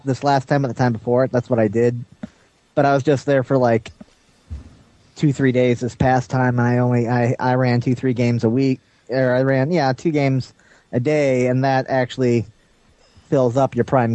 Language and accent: English; Chicago, Illinois, United States; moved away; I was born and raised in the Chicago area